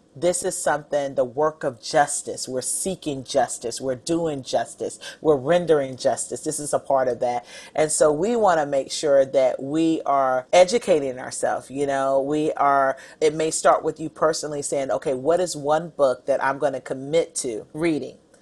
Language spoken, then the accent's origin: English; North Carolina, United States; I grew up in North Carolina